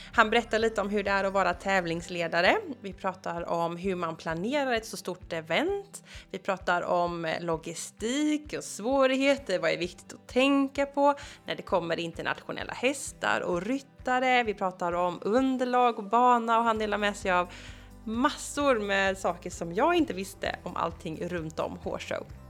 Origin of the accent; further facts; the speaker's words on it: Gothenburg, Västra Götaland, Sweden; Jag är ju från Göteborg